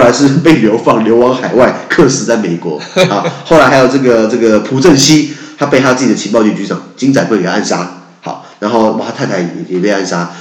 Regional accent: Taiwan; 我们台湾人可以了解一下邻国的政治

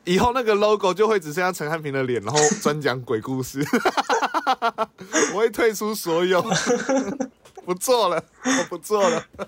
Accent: Taiwan

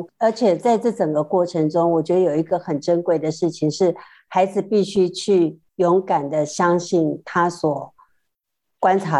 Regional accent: northern Taiwan, Taiwan; 因为我是北部的孩子，我从来没在庙里头看过这些所谓的什么什么镇什么镇

